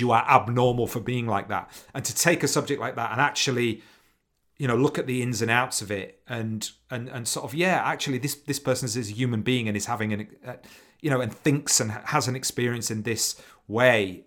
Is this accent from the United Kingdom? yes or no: yes; Leeds, Yorkshire and the Humber, United Kingdom; growing up in Leeds